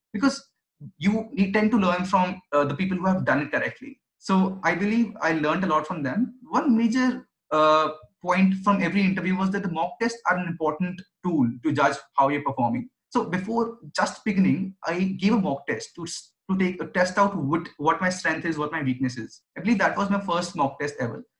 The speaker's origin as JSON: {"language": "English", "region": "Delhi", "country": "India", "tie": "born or raised there", "said": "I was born and brought up in Delhi"}